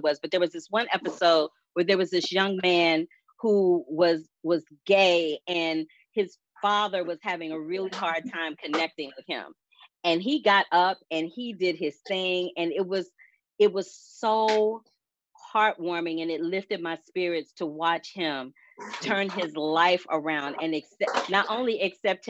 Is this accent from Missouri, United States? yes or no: yes; St. Louis, Missouri, United States; growing up in St. Louis, Missouri